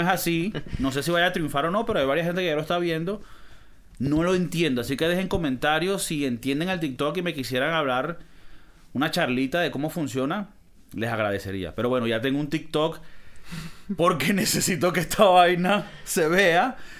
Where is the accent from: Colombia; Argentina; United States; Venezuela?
Venezuela; yo no soy de Caracas, ¿no? Yo soy del Monte Culebra